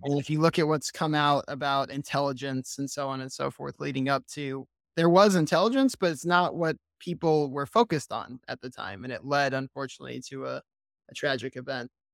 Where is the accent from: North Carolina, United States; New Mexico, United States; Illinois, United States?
North Carolina, United States; Vass; moved away as an adult; now in Israel; I'm originally from Vass, North Carolina, small town in the middle of nowhere. I'm a military kid. Dad was in the military for over thirty years. So we moved around a little bit, but then settled down here on a cow farm. Grew up raising cattle